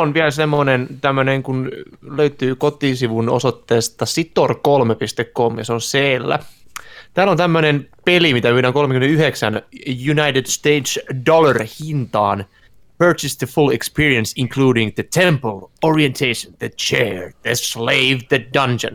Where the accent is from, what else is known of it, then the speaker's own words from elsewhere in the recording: Turku, Southwest Finland, Finland; now in Tampere, Finland; Mäkin asun Tampereen, mut mä olen kyllä ihan turkulainen